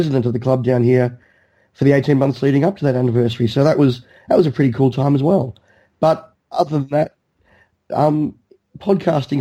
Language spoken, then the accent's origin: English; Australia; growing up in Australia